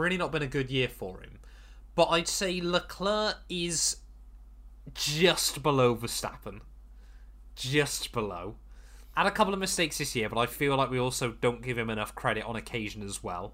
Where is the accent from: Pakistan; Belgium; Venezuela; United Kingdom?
United Kingdom; as we're British